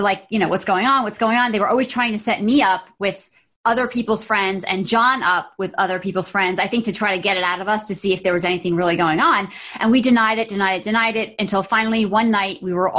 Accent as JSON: {"language": "English", "town": "Monroe", "country": "United States", "also_born_or_lived": "New York City", "moved": "as an adult", "said": "I left Monroe. I went to New York City. I went to FIT."}